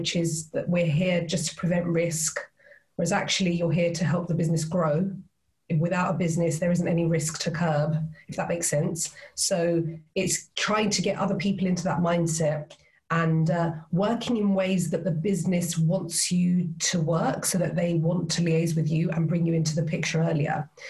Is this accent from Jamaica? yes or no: no; Cyprus; moved away as an adult; now in United Kingdom; because I was born and raised there, my mum's British, hence the accent. I was born and raised in Cyprus. And then I decided quite early on that it wasn't for me, it was too small, and I wanted to do something else. So I came to the UK.